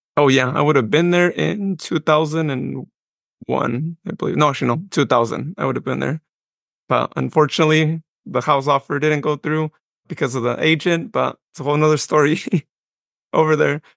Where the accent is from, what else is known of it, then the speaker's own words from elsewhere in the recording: Modesto, California, United States; also born or lived in Patterson, California / Westley, California; I was born in Modesto, but I was actually raised for my first ten years of life in the Patterson area, specifically in Wesley.